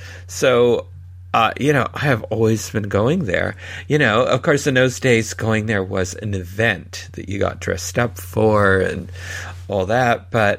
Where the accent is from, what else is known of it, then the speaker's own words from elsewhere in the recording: California, United States; growing up in California, and, you know, because I had family in Southern California, so visited regularly